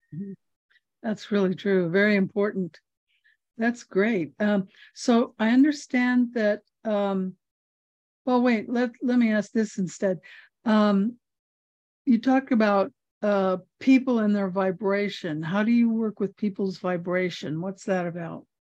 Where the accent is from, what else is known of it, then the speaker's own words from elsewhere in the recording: Hawaii, United States; I'm from Hawaii